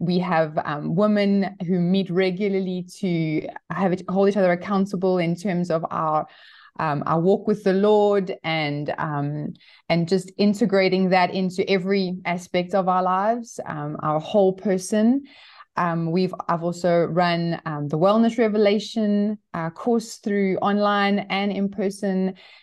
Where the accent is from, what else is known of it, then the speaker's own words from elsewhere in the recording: Johannesburg, Gauteng, South Africa; I'm actually from Johannesburg. I was born and raised here. And my husband and I spent some time overseas, but we've been back in South Africa for the last 10 years.